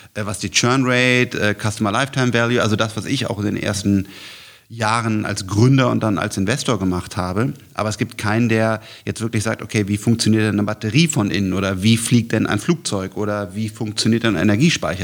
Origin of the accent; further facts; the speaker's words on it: Germany; bei uns in Deutschland